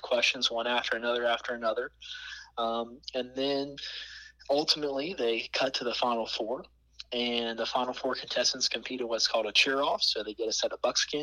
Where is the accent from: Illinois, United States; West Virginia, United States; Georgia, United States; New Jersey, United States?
West Virginia, United States; Elkins; I was born and raised right here in West Virginia. I was raised about an hour and a half south of Morgantown in a little town called